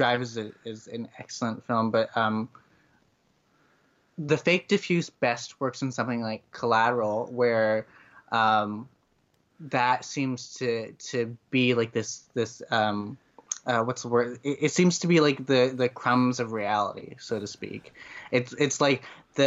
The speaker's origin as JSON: {"language": "English", "region": "Connecticut", "country": "United States", "tie": "born or raised there", "said": "I grew up in Connecticut, which is in the Northeast."}